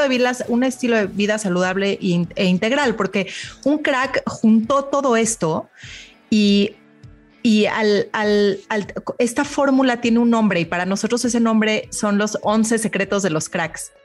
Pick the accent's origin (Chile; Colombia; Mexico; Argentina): Mexico; yo como mexicana